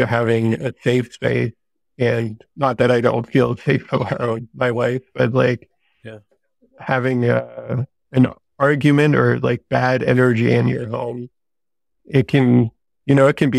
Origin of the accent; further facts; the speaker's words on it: Denmark; also born or lived in San Diego; now in Vermont, United States; there's not a lot of sun up here in Vermont, which I'm used to from Denmark, but we just moved here from San Diego, which is constant sunlight all year long.